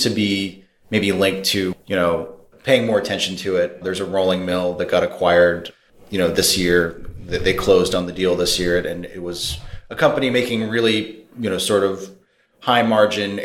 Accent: Madison, Connecticut, United States; moved away as an adult; I'm from Madison, which is pretty close to the water, about 40 minutes from, maybe 30 minutes from Yale, New Haven

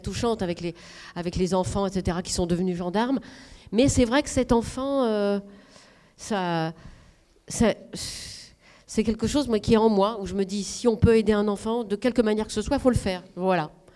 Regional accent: the North, Hauts-de-France, France; moved away; là d'où je viens, je viens du Nord, et c'est pas ça, parce qu'il n'y a pas beaucoup d'argent.

